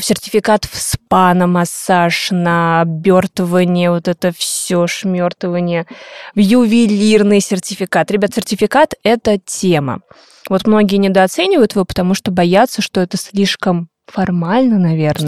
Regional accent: Buryatia, Russia; now in Saint Petersburg, Russia; я родилась в Бурятии, мои родители живут там, я вот под конец декабря обычно, двадцать пятого, двадцать шестого числа уезжаю домой

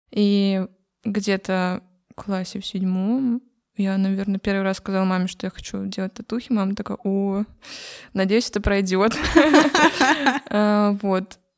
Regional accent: Krasnoyarsk, Krasnoyarsk Krai, Russia; Сибирь, э, Кемеровская область. Я с Красноярска.

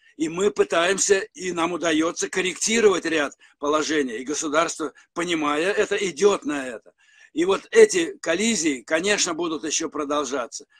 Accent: Saint Petersburg, Russia; моя малая родина – это Ленинград

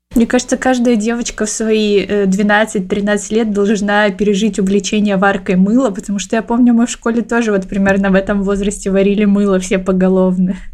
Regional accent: Siberia, Russia; я из Сибири, у меня у бабушки с дедушкой есть баня, и мы в детстве периодически туда ездили каждые выходные

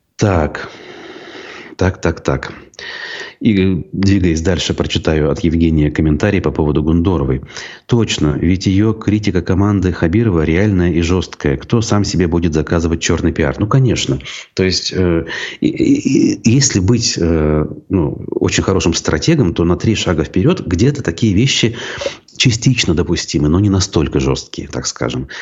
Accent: Baltachevsky District, Bashkortostan, Russia; в Болтачевском районе Башкортостана, у меня на родине

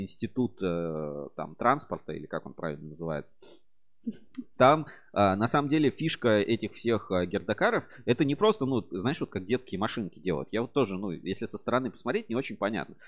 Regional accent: Kamyshin, Volgograd Oblast, Russia; предприятие в родном городе

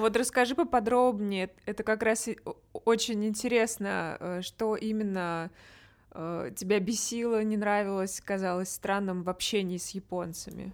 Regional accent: Russia; moved away; я из России

